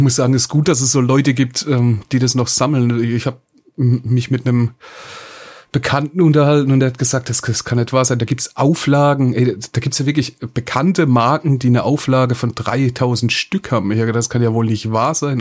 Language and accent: German; Hoffenheim, Baden-Württemberg, Germany; ich komme aus Hoffenheim, Sinsheim ist direkt nebendran